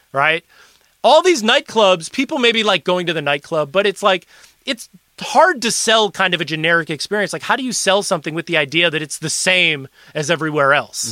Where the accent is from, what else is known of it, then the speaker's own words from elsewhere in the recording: Milwaukee, Wisconsin, United States; moved away; I was from Milwaukee